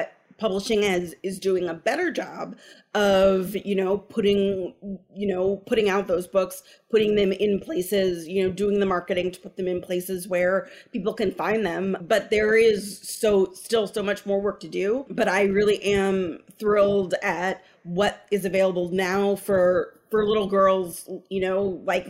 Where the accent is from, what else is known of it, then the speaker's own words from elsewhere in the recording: Berkeley, California, United States; I grew up in Berkeley